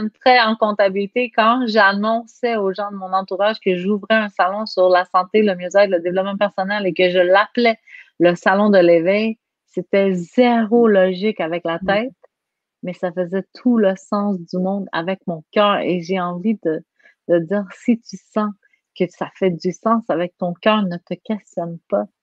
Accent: Quebec, Canada; accent: Quebec; Quand je parle en France, j'ai un accent du Québec. Donc, moi, je suis habituée, j'ai un accent, point.

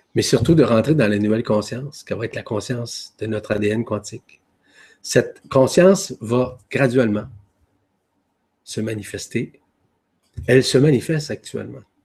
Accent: Quebec, Canada; chez nous au Québec

